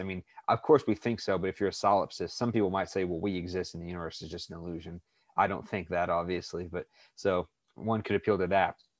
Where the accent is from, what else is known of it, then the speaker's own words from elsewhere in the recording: United States; I was born in the United States